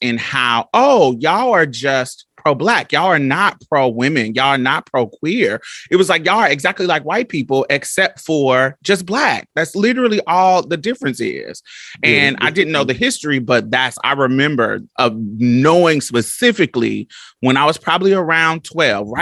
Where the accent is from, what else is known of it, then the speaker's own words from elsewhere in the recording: Indianapolis, Indiana, United States; I grew up in Indianapolis, Indiana, so we both from the Midwest